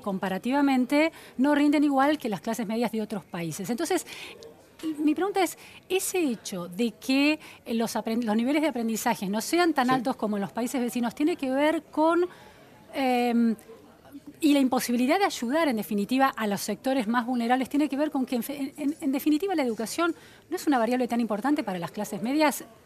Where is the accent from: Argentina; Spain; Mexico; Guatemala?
Argentina